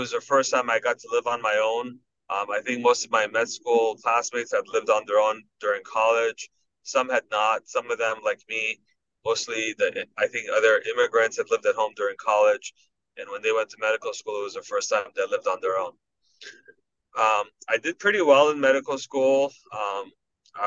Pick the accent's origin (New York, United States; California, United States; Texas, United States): California, United States; Los Angeles; moved away as an adult; also born or lived in Iran; now in Michigan, United States; my family immigrated to America in 1980, and I grew up in Los Angeles